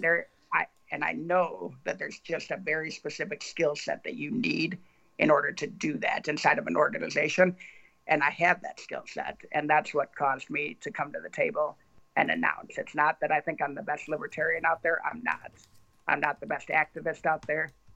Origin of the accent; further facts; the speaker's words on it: Ann Arbor, Michigan, United States; I was a conservative Republican growing up in Ann Arbor, Michigan very, very liberal town